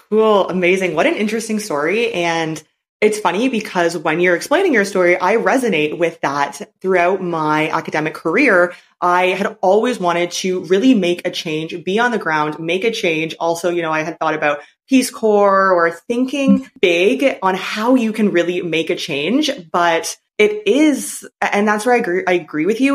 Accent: Canada; moved away as an adult; now in China; I'm from Canada

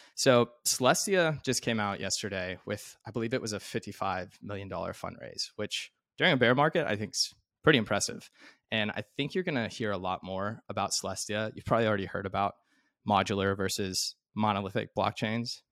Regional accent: Arkansas, United States; I'm from Arkansas

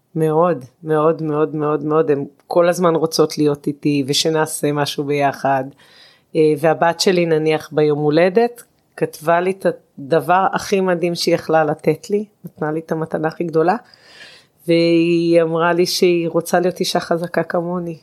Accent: Israel; אני גדלתי בקיבוץ והחברה היא מאוד מצומצמת

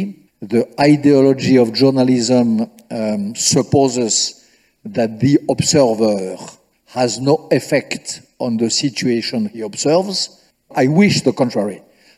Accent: France

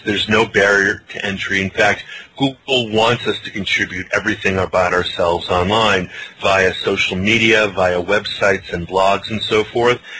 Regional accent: Hawaii, United States; moved away; a poi eater I was growing up in Hawaii

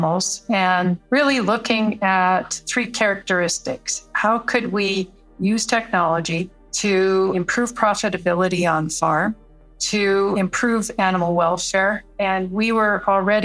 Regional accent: Saskatchewan, Canada; I grew up in Saskatchewan, so everyone is connected to agriculture in Saskatchewan

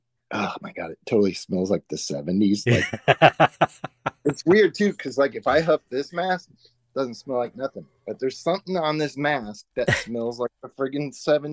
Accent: Los Angeles, California, United States; I grew up in where I live right now, but this show was made in Canada.

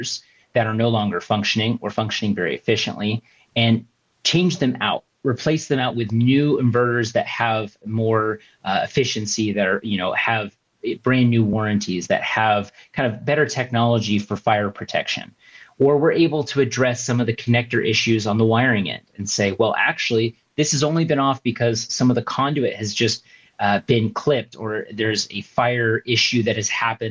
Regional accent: Southern California, United States; I was born and raised in Southern California.

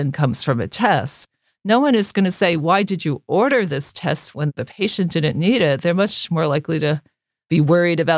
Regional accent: New York City, New York, United States; as I was growing up in Brooklyn, where both of my parents had to drop out of high school in order to work.

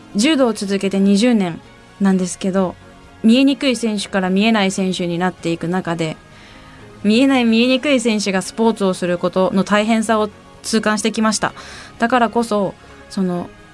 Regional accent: Iwaki, Fukushima, Japan; 私の地元いわき

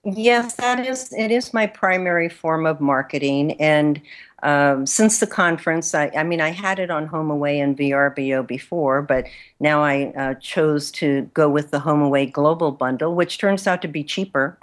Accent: Los Angeles, California, United States; moved away; also born or lived in Mexico; I was born in California, in Los Angeles, but my family is originally from Mexico. And so I grew up bilingual, which was, uh, in East Los Angeles

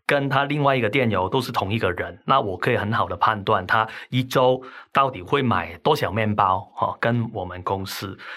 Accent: Hong Kong; accent: Hong Kong; now in Taiwan; 听我口音可能都听得出来，那我其实是香港来的，哈。那我在台湾定居很长时间，但是我的口音就是总是都是改不了

